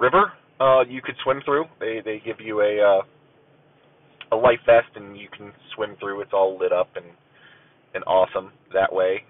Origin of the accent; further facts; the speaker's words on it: Ohio, United States; I am an American, um, you know, born and raised in the in the USA. Uh, the bulk of it, you know, in in the Ohio-ish area